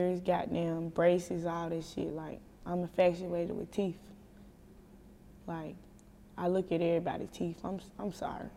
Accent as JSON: {"language": "English", "town": "Chattanooga", "region": "Tennessee", "country": "United States", "tie": "born or raised there", "said": "I grew up on the east side. Well, I'm from the east side, but I grew up in Eastdale."}